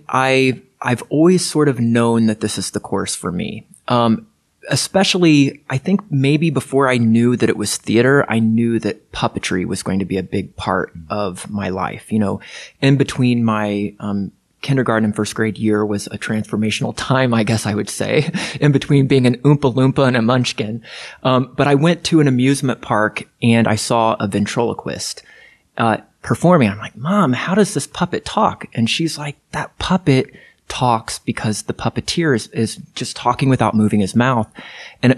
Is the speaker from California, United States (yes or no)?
no; Lafayette, Indiana, United States; I grew up in Lafayette, Indiana